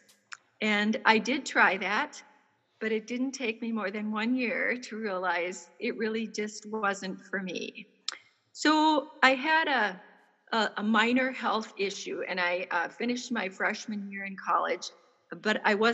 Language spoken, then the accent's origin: English; central Minnesota, United States; I grew up in a small town in central Minnesota